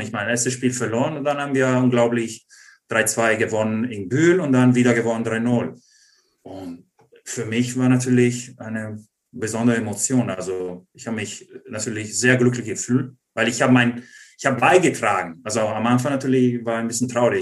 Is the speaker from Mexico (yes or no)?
no; Treviso, Veneto, Italy; German is a second language; moved away as an adult; now in Germany; als Italiener und Ausländer